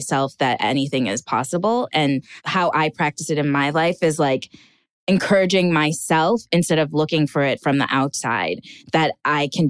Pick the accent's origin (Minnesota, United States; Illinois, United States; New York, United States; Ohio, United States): Minnesota, United States; moved away as an adult; also born or lived in Hollywood; now in Los Angeles, United States; I'm from two very docile cultures, Ghanaian culture and Minnesotan culture